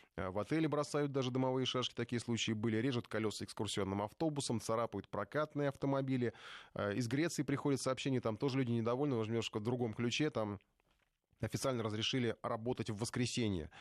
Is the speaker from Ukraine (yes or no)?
yes; Ukraine; now in Moscow, Russia; я сам с Украины, за рубежом на русском языке говорю, живу в Москве